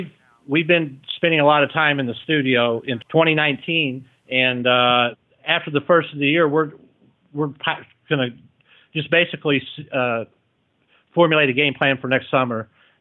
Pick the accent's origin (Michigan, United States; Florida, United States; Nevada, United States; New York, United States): Michigan, United States; Detroit; also born or lived in Kentucky; now in Pueblo, United States; Actually, I sound like a hillbilly, and I'm originally from Detroit. I've lived a lot of different places, and I lived down in Kentucky for quite a while.